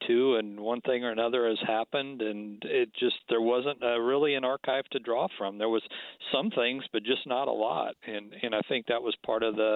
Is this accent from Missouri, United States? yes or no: yes; Kansas City, Missouri, United States; moved away as an adult; now in Connecticut, United States; I come from Kansas City. That's where I grew up